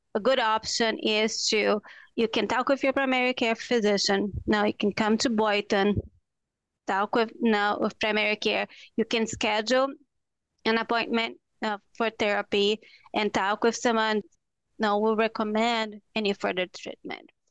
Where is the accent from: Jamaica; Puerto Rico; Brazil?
Brazil; moved away as an adult; now in Minnesota, United States; I'm from Brazil. So when I came to the U S for the first time